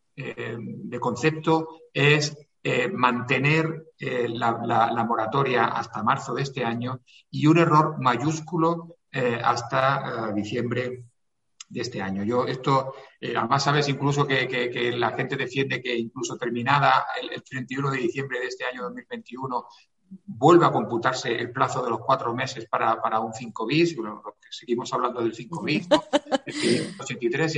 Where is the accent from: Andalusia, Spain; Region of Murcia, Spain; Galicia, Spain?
Andalusia, Spain; Granada; now in Madrid, Spain; yo soy granadino eh, apurado, granadino